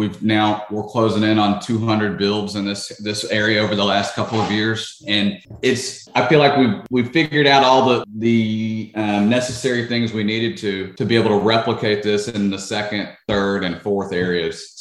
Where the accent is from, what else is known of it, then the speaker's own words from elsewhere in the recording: Memphis, Tennessee, United States; now in Orlando, United States; I grew up in Memphis